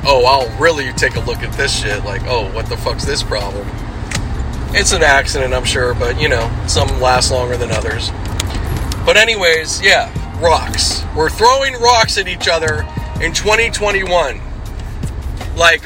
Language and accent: English; Los Angeles, California, United States; The Sunland area, which is my hometown, like my OG hometown